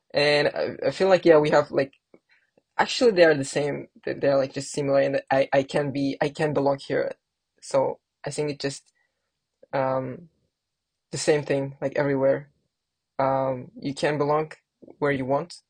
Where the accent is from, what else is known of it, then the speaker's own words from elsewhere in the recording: Kazakhstan; moved away; in kazakhstan like you know my home country